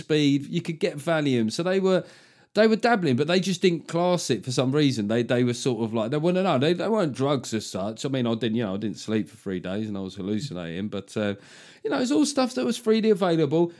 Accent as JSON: {"language": "English", "region": "London", "country": "United Kingdom", "said": "we're both from South London"}